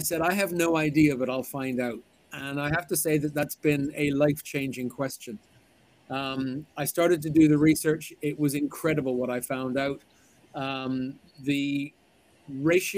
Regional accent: Vancouver, British Columbia, Canada; moved away as an adult; also born or lived in Zurich, Switzerland; now in London, United Kingdom; I'm originally from Vancouver

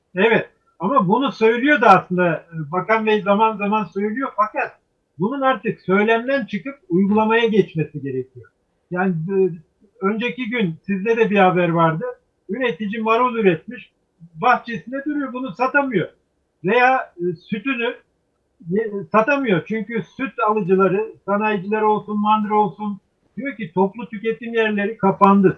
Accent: Tunceli Province, Turkey; Tunceli benim memleketim.

